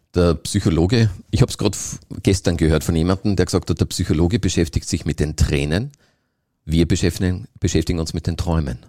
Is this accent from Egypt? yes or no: no; Austria; bei uns in Österreich